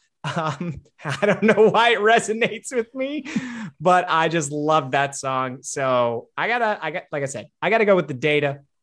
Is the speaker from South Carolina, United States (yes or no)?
no; Wisconsin, United States; my home state of Wisconsin